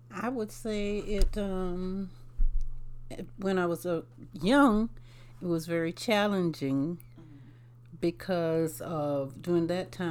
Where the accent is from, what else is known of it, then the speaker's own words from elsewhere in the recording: Ridgeland, South Carolina, United States; I grew up in um, Ridgeland, South Carolina.